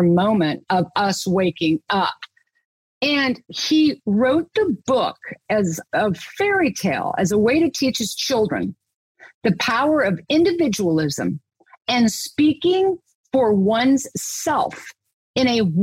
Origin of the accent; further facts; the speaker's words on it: Kansas, United States; I was born and raised in Kansas